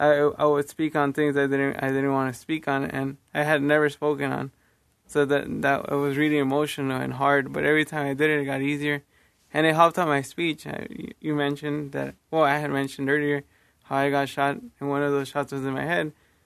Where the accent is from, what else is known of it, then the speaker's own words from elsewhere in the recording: Los Angeles, California, United States; I'm from Los Angeles, California.